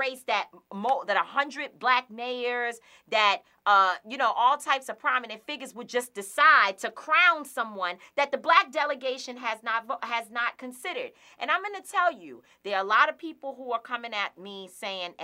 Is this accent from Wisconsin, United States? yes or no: no; New York City, New York, United States; I'm not just a regular New Yorker who just goes about work every day.